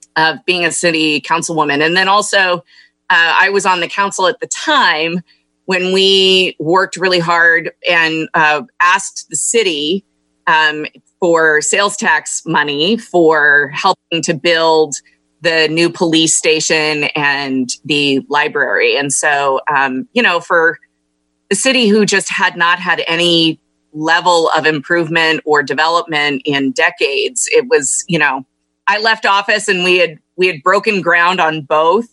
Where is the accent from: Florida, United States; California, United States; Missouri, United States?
California, United States; Carmel; also born or lived in Los Angeles; I grew up in Monterey County. Um, went to Carmel High School